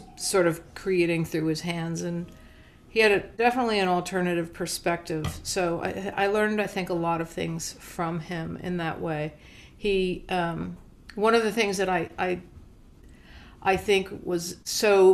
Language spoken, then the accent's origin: English; Montclair, New Jersey, United States; I grew up in Montclair, New Jersey